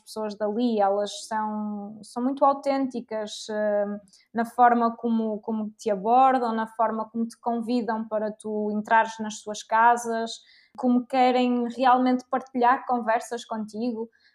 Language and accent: Portuguese; Portugal; eu era portuguesa